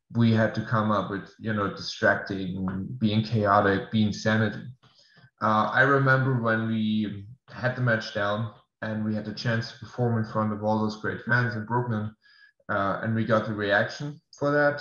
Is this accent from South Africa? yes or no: no; Germany; English is a second language; moved away as an adult; now in United States; I have to move back to Germany first because of visa reasons as well. I cannot stay in the States. We'll move back to my hometown